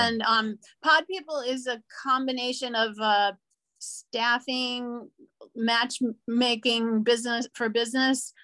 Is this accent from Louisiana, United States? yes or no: yes; New Orleans, Louisiana, United States; moved away as an adult; also born or lived in San Diego, California / Orange County, California; now in Los Angeles, United States; I'm originally from New Orleans, Louisiana, and so that's where I grew up